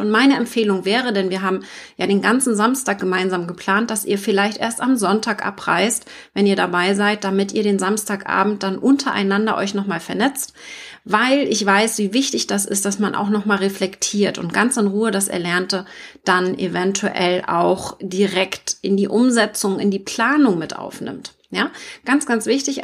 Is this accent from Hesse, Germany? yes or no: no; Mecklenburg-Vorpommern, Germany; also born or lived in Hamburg; Ich komme aus Mecklenburg